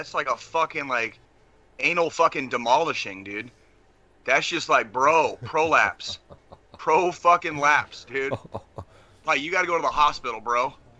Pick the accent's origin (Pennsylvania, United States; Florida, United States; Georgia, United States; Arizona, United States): Arizona, United States; now in Kansas City, United States; growing up in Arizona, as a Royals fan in Arizona